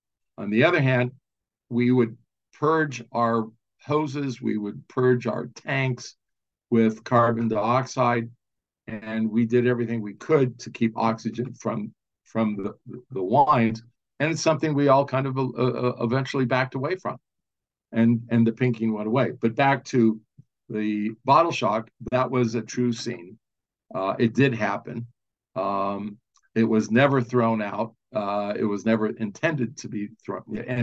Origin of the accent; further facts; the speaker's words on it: California, United States; I grew up in Southern California, and I was the kid that wanted the Volkswagen with the Porsche engine in it.